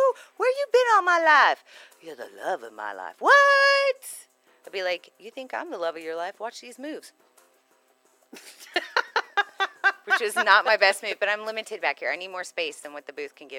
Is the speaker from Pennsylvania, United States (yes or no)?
yes; Pennsylvania, United States; now in Texas, United States; You know, those roots and just growing up around Pennsylvania, Northeast Coast, the history of our country is amazing there.